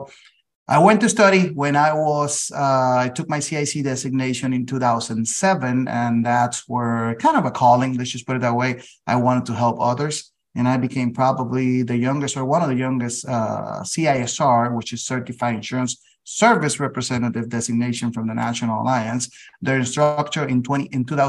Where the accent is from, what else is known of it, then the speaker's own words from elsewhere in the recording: San Juan, Puerto Rico; also born or lived in Massachusetts; Born and raised in San Juan, Puerto Rico